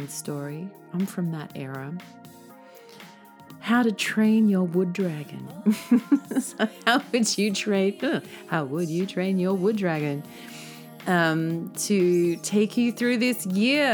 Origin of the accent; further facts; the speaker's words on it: Australia; now in Tokyo, Japan; as an Australian who isn't really that used to snow